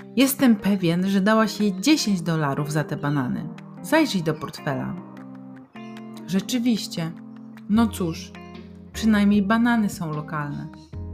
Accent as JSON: {"language": "Polish", "country": "Poland", "said": "nas my z Polski"}